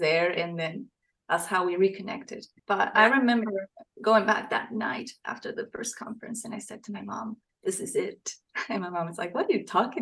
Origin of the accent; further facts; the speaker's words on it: Costa Rica; moved away as an adult; now in Tennessee, United States; I am from Costa Rica.